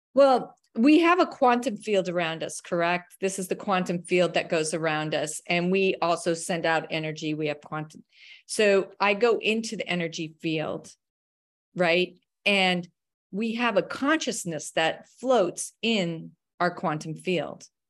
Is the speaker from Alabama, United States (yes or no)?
no; Wyoming, United States; also born or lived in Colorado; I grew up in Wyoming and, uh, Colorado, very rural places.